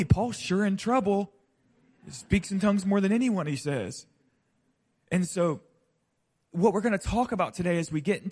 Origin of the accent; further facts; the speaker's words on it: Pensacola, Florida, United States; I grew up in the deep South, right? Deep South. I grew up in Pensacola, Florida.